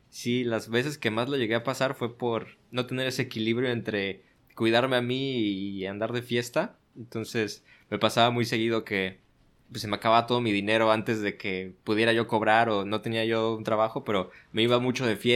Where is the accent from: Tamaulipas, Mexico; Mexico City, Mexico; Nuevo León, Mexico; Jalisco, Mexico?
Mexico City, Mexico; now in Ensenada, Mexico; No, yo soy de la Ciudad de México. Eh, yo nací en el Distrito Federal, y llevo en Ensenada viviendo ya casi seis años.